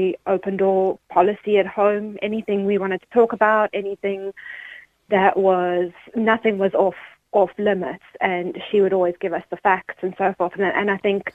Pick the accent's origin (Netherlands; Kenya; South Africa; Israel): South Africa; now in Ireland; I grew up in South Africa